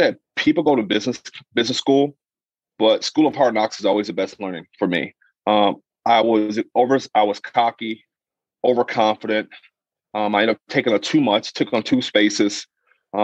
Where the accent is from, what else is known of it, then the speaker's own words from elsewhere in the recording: Minnesota, United States; I'm from Minnesota. My family's here. So I came back home